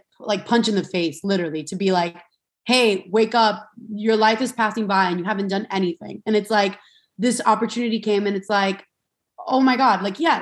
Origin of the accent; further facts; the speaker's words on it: Miami, Florida, United States; I'm from Miami, Florida, and I grew up like, you know, I grew up with three sisters